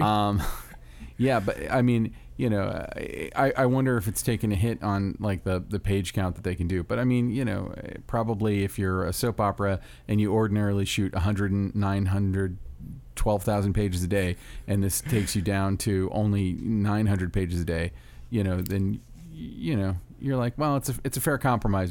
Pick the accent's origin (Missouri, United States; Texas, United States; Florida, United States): Florida, United States; Orlando; my hometown of Orlando, Florida